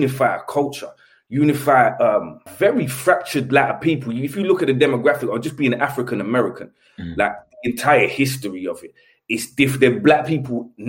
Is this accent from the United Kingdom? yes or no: yes; London, United Kingdom; The place where I grew up in Elephant was quite famous for like burglars.